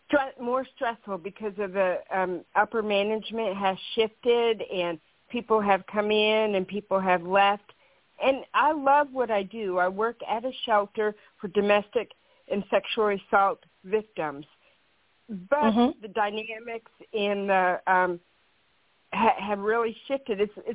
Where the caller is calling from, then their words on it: Kansas, United States; I'm from Kansas.